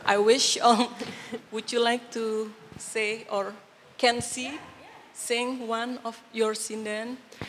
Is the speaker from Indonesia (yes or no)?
yes; Indonesia; moved away; I'm from Indonesia.